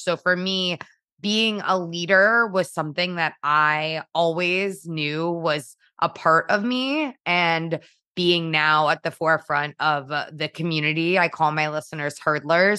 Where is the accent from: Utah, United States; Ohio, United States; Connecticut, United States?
Connecticut, United States; Trumbull; I born and raised in Trumbull, Connecticut